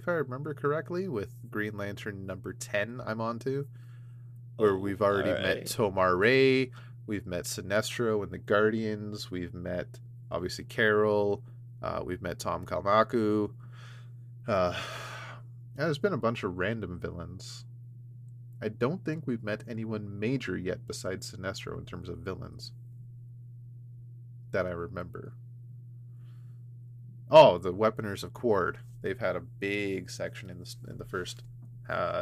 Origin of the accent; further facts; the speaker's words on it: Canada; I'm from Canada.